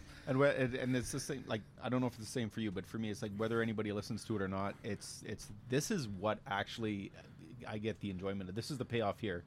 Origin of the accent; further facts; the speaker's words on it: Elk Point, Alberta, Canada; we both grew up in the same small town